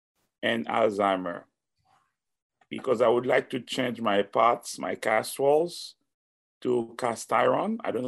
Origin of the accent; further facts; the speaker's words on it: Ottawa, Ontario, Canada; I'm from Ottawa, Canada.